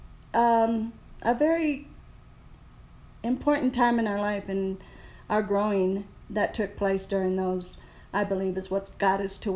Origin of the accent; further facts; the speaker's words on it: Wisconsin, United States; I was born in Wisconsin, so cold weather. And then my mom and dad decided to have 17 children. And I'm number 16 out of those 17.